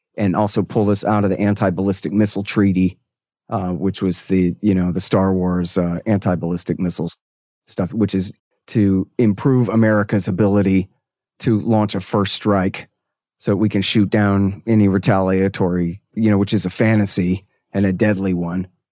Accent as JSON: {"language": "English", "region": "Texas", "country": "United States", "said": "I'm a Texan"}